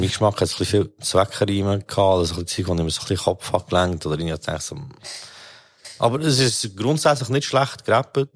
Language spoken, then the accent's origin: German; Bern, Switzerland; ich als Berner